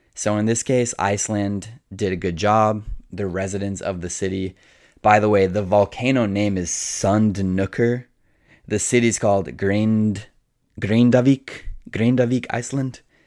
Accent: Colorado, United States; moved away; I grew up in Colorado

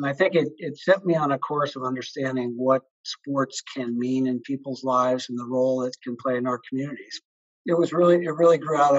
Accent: Seattle, Washington, United States; I grew up in Seattle, Washington.

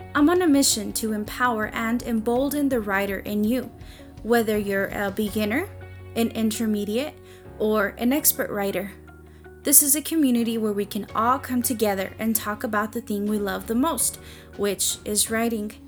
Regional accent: Odessa, Texas, United States; I was born and raised in Odessa, Texas, and I'm still currently living here

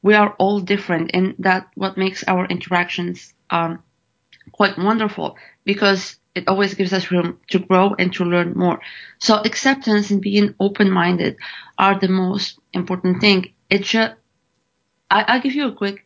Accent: Morocco; moved away as an adult; now in United States; I've been born and raised in Morocco

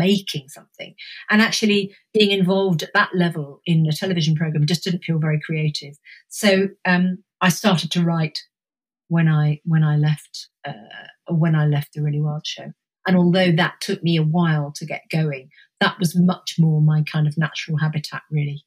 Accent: Suffolk, East of England, United Kingdom; I spent my kind of adolescence in Suffolk

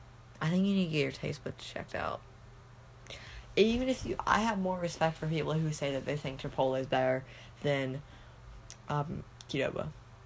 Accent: Kentucky, United States; we're also from Kentucky

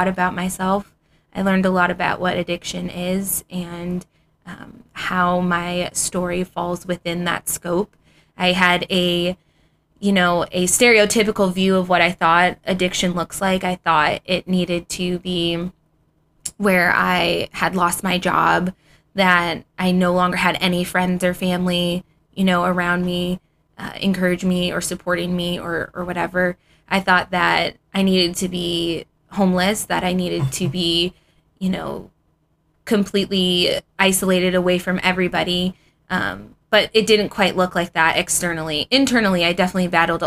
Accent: Ohio, United States; moved away as an adult; now in Phoenix, United States; I had just recently moved out to Arizona from Ohio

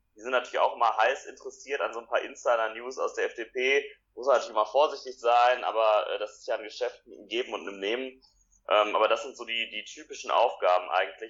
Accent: Essen, North Rhine-Westphalia, Germany; Ich komme aus Essen

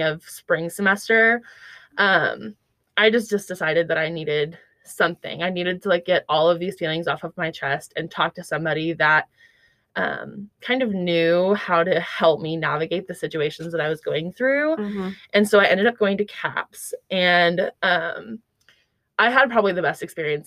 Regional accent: Bartlesville, Oklahoma, United States; moved away as an adult; now in Fayetteville, United States; I'm from Bartlesville, Oklahoma

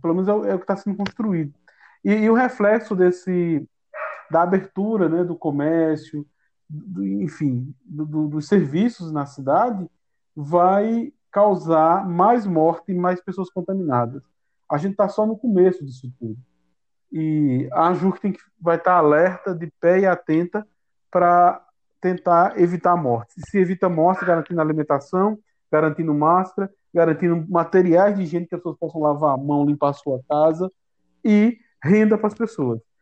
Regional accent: Campina Grande, Paraíba, Brazil; a minha comunidade, onde eu nasci, onde eu me criei

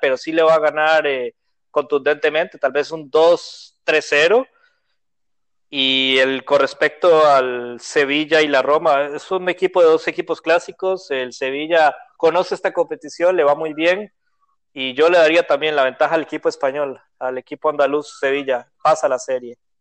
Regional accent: Costa Rica; soy de Costa Rica

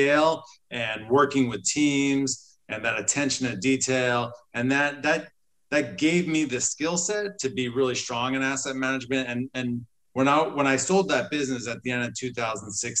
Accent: New Jersey, United States; I've always been an entrepreneur since I was a child growing up in New Jersey

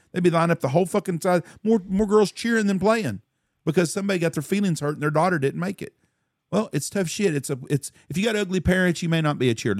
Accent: Wichita Falls, Texas, United States; also born or lived in California; Wichita Falls, where I grew up

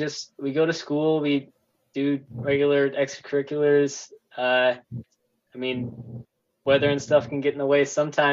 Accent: Michigan, United States; We're both from Michigan

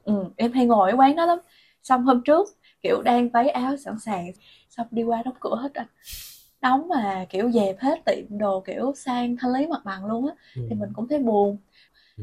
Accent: Vietnam; moved away as an adult; also born or lived in Bangkok, Thailand; em là người Việt Nam

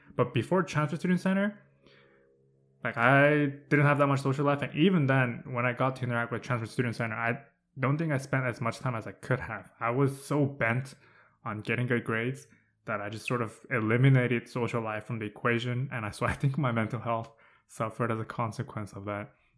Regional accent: Southern California, United States; moved away as an adult; I'm from SoCal.

